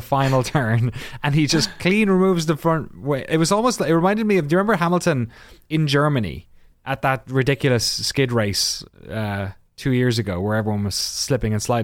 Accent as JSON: {"language": "English", "country": "Ireland", "said": "as an Irish person"}